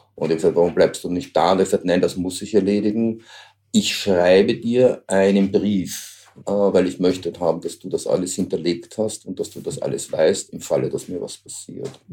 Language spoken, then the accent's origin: German; Austria; ich als Österreicher